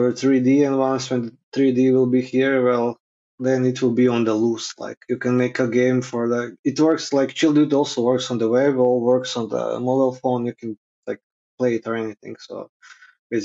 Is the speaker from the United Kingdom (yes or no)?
no; Krapina, Krapina-Zagorje County, Croatia; Krapina, my hometown in Zagorje